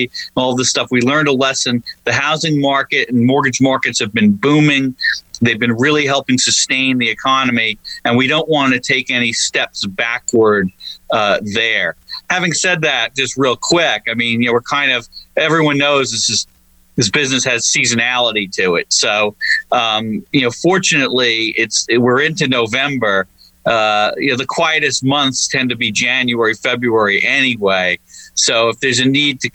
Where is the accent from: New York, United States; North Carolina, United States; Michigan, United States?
New York, United States; Long Island; moved away; I'm originally from Long Island, New York